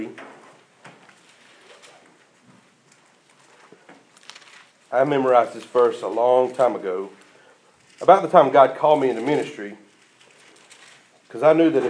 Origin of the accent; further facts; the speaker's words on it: United States; living as an American Christian